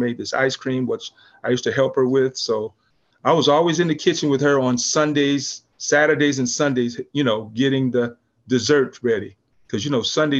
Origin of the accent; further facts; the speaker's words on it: California, United States; also born or lived in St. Louis, Missouri / San Pedro, California; I kind of was raised here in California